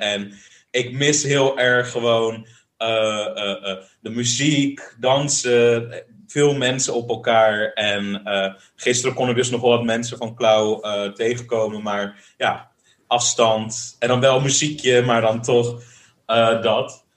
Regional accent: The Hague, South Holland, Netherlands; moved away as an adult; also born or lived in Tokyo; now in Rijswijk, Netherlands; ik ben wel echt een Hagenees. Ja, ja, Ik, ik ben in Den Haag geboren, getogen, gestudeerd.

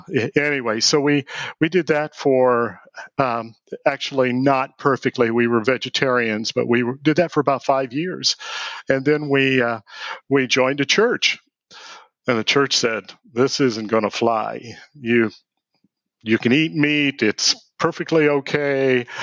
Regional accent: Evansville, Indiana, United States; also born or lived in New York City / Los Angeles; I'm actually from Evansville, Indiana. I'm from Indiana, although we have lived from New York City to Los Angeles and a number of places in between.

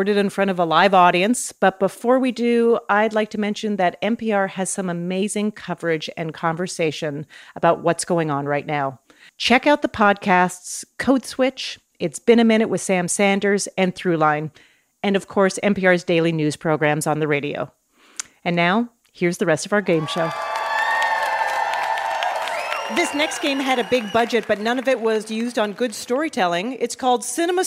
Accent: Canada; I'm Canadian

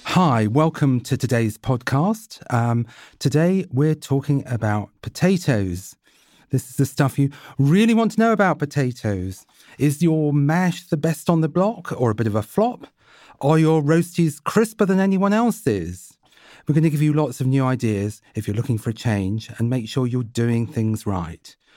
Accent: Jersey; I was brought up in Jersey

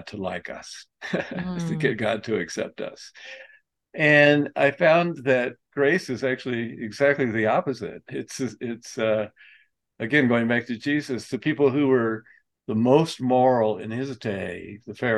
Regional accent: Atlanta, Georgia, United States; I grew up in Atlanta

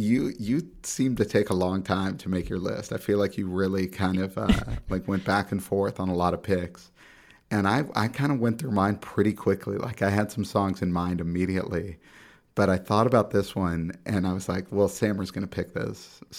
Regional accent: Texas, United States; I'm from Texas.

